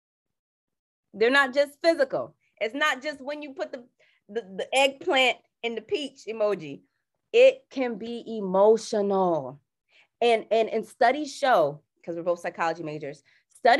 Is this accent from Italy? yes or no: no; Jamaica; I'm Jamaican